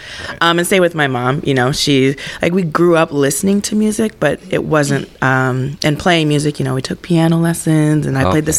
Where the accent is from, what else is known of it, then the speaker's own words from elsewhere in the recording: Eagan, Minnesota, United States; Eagan, Minnesota. Okay. So southern fancy. Suburbs.